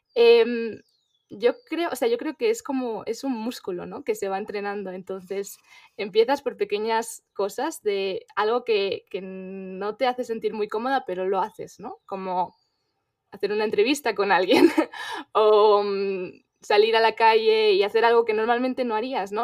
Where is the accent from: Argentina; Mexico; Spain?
Spain; moved away as an adult; yo soy española